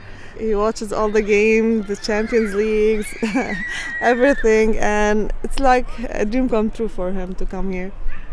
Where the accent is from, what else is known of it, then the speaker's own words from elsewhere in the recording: Lebanon; moved away as an adult; now in St. Louis, United States; I come from Lebanon. We came here on December, so a few months ago.